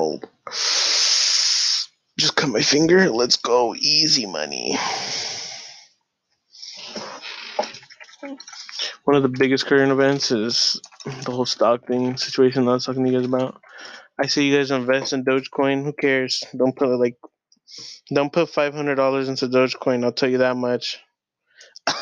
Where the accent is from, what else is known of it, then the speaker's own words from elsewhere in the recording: Long Beach, California, United States; moved away; I'm from Long Beach